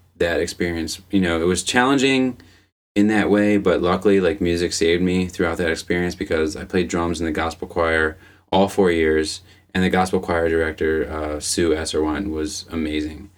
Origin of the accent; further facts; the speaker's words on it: Arbutus, Maryland, United States; moved away; I grew up in Arbutus, which is a town in Baltimore County in Maryland